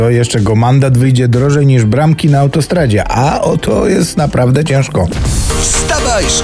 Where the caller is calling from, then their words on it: Bytom, Silesian Voivodeship, Poland; Skąd jestem? Z Bytomia!